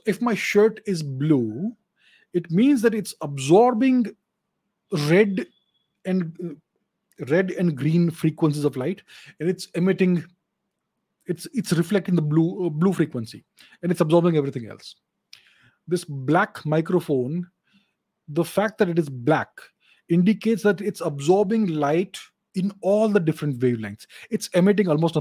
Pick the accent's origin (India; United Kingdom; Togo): India; I'm Indian